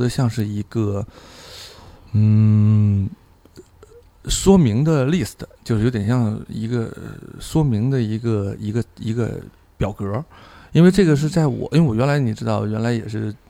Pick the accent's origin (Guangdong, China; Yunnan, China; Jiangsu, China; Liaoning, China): Liaoning, China; Yingkou; 我家，我生活在海边，就是我嗯。是生在大海边儿，因为我是那个辽宁营口的人